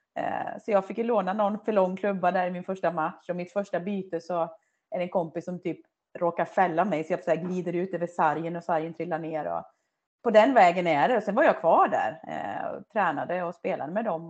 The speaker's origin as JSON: {"language": "Swedish", "town": "Töreboda", "region": "Västra Götaland", "country": "Sweden", "tie": "born or raised there", "also_born_or_lived": "Dalarna", "moved": "yes", "said": "i Töreboda då, där jag är uppvuxen"}